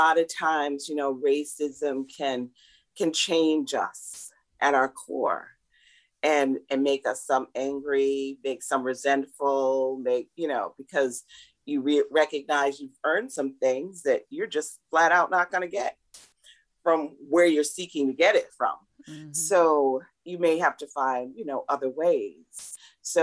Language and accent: English; Flint, Michigan, United States; I'm from Flint.